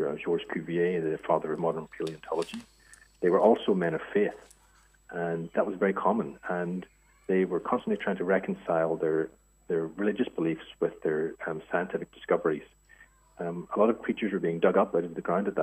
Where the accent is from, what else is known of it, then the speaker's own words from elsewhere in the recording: Ireland; moved away as an adult; also born or lived in France / United States / Asia; now in Australia; I'm obviously Irish and grew up there